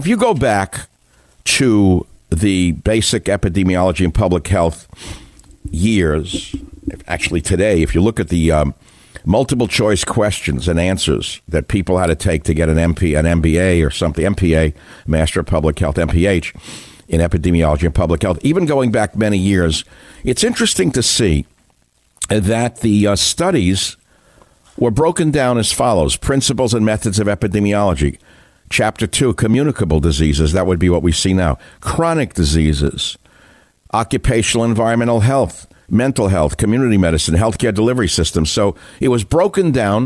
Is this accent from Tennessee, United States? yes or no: no; New York City, New York, United States; I grew up in New York City reading the New York Daily News